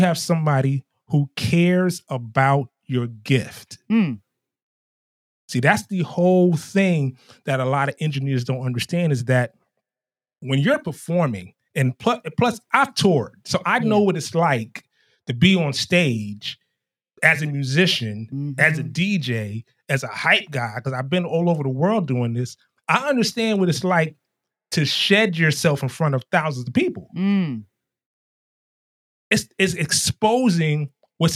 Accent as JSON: {"language": "English", "town": "New York City", "region": "New York", "country": "United States", "said": "I was straight out of Harlem"}